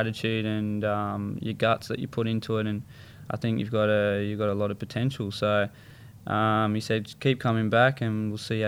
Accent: Sydney, New South Wales, Australia; I was brought up in Maroubra.

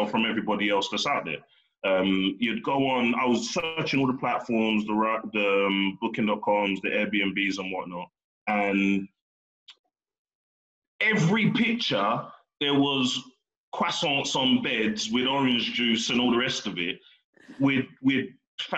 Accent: Slough, South East England, United Kingdom; I'm from Slough

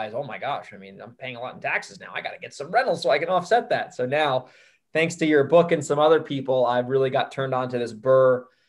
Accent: Hudson Valley, New York, United States; moved away as an adult; now in San Diego, United States; I was born born there, raised there.

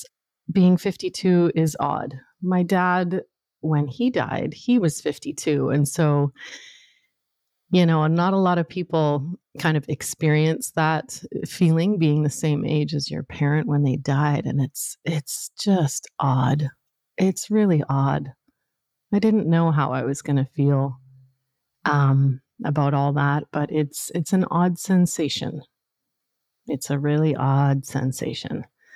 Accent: Northern Canada, Canada; So I grew up in Northern Canada, and there I was, this, you know, super shy, sensitive little white girl growing up in the North

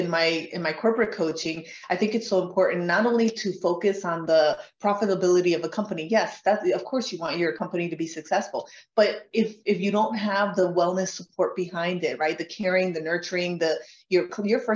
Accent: Colombia; moved away; I'm from Colombia.

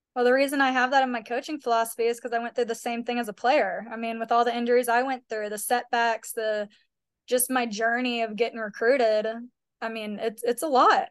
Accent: Kennesaw, Woodstock, Atlanta area, Georgia, United States; we are both from the Kennesaw, Woodstock, Atlanta area.

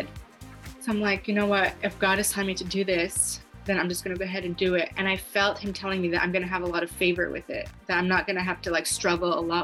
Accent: Los Angeles, California, United States; I'm from Los Angeles

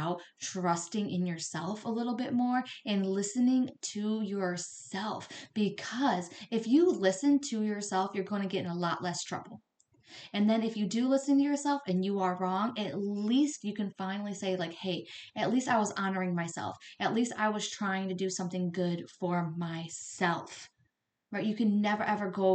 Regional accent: right outside Detroit, Michigan, United States; also born or lived in Flint, Michigan; I grew up right outside Detroit

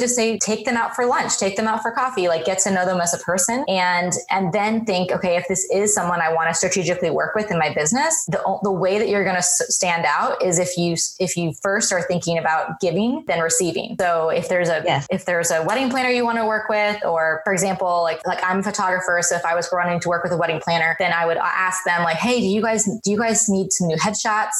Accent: Colorado, United States; moved away as an adult; now in Seattle, United States; I'm come from Colorado. Was born and raised. Well, actually, I was born overseas and then grew up in in Colorado.

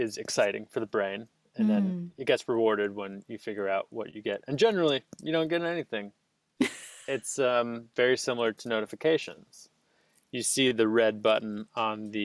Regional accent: New York, United States; I am from New York

